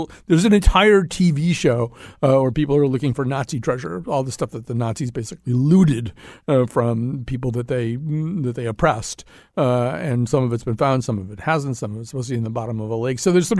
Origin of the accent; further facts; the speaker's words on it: Connecticut, United States; I'm from Connecticut.